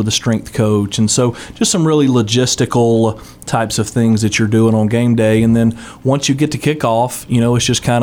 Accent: Southside, Alabama, United States; I told her I was from Southside, she thought I meant Southside of Birmingham. And I had to let her know that that was Southside of Gadsden in Etowah County, Northeast Alabama.

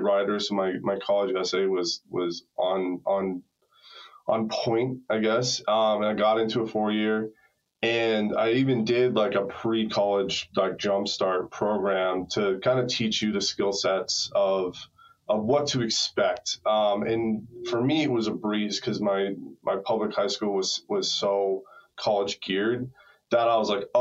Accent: Hopkinton, Massachusetts, United States; I grew up in a little town outside of Boston, Massachusetts. It's where the marathon starts, Hopkinton.

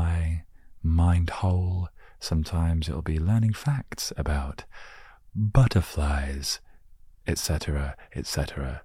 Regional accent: England, United Kingdom; growing up in England

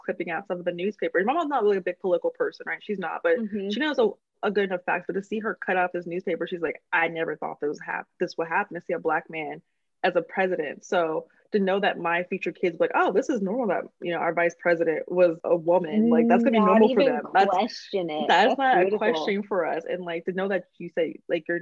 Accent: Oakland, California, United States; I'm from the Bay Area, I'm from Oakland

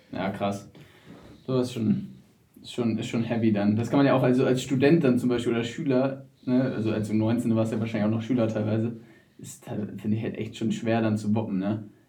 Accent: Wedel, Schleswig-Holstein, Germany; ich komme aus Wedel

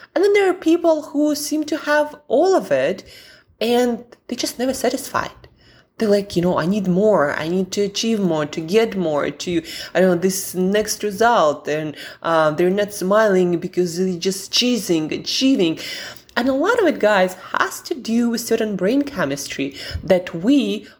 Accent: Siberia, Russia; I'm from Siberia where most of the year it's pretty dark, gloomy, and the weather is abysmal.

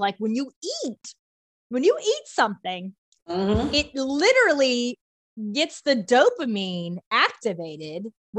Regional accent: Virginia, United States; the one I grew up with in Virginia

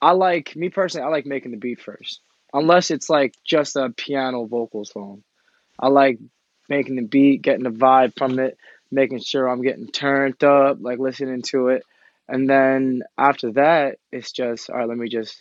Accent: Suffolk County, Long Island, New York, United States; I grew up in Suffolk County, Long Island.

